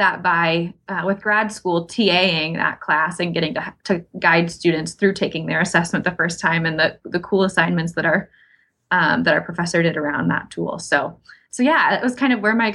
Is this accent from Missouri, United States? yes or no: yes; Missouri, United States; now in Iowa, United States; I grew up in Missouri, and I was able to serve, blessed to serve as Missouri's state FFA secretary